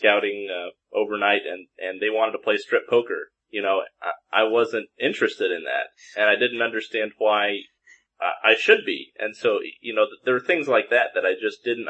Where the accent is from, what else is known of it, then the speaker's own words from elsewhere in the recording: Seattle, Washington, United States; I grew up in the Seattle, Washington area, raised in the church, active my whole life